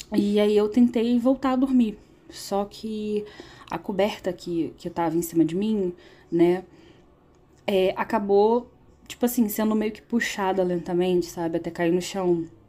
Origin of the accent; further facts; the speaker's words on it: Rio de Janeiro, Brazil; eu sou do Rio de Janeiro